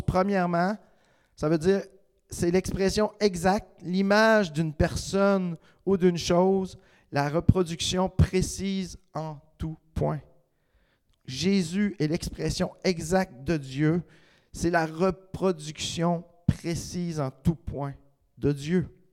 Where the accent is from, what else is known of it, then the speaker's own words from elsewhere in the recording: Quebec, Canada; Je suis un Québécois parce que le reste des Québécois me reconnaissent